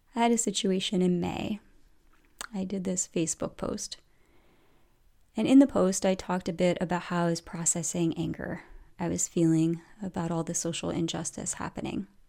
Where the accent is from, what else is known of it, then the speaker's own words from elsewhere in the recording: outside the Philadelphia area, Pennsylvania, United States; moved away; I grew up kind of outside the Philadelphia area